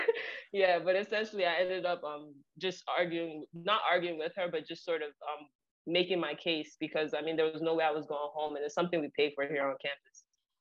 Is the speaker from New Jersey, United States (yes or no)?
yes; New Jersey, United States; because, like I said, I come from New Jersey, so she expected me to go back home